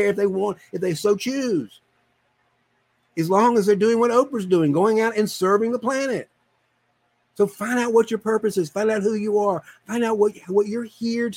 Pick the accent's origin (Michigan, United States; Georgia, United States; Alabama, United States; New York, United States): Georgia, United States; deep South; I was born in Georgia, deep South Georgia.